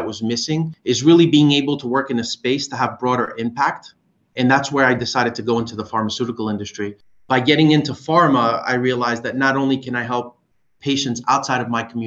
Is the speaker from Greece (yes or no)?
yes; Greece; moved away; Growing up in Greece